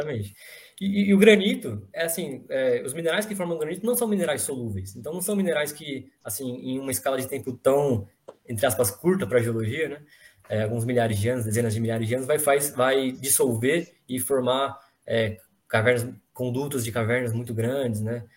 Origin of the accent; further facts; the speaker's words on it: Greater São Paulo, Brazil; now in São Paulo, Brazil; eu sou da Grande São Paulo mesmo, aqui, né, tô, agora estou morando em São Paulo